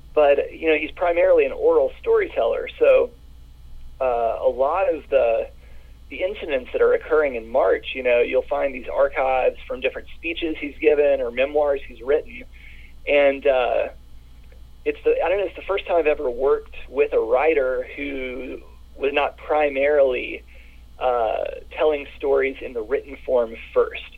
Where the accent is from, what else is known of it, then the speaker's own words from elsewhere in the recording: the South, United States; I grew up in the South, and my parents are baby boomer Mississippians